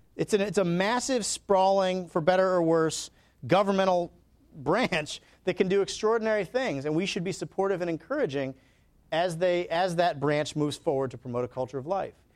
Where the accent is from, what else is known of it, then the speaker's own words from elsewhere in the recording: Alabama, United States; I'm from Alabama